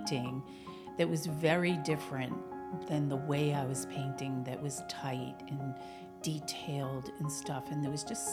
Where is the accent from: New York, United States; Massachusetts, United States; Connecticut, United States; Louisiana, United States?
Massachusetts, United States; Billerica; moved away as an adult; also born or lived in Florida / Virginia; when I moved back home, I got involved in my hometown, Billerica